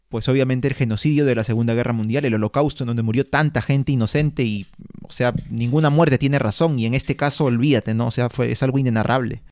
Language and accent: Spanish; Peru; todos somos peruanos, vivimos en la costa, en la sierra, en la selva